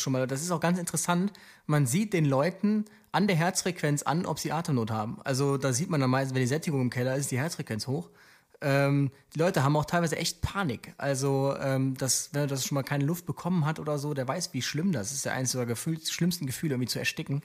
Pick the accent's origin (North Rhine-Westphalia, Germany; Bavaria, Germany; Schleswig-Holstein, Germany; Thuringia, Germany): North Rhine-Westphalia, Germany; Aachen; ich komme ja aus, aus Aachen und ich, dort bin ich auch lange Rettungsdienst gefahren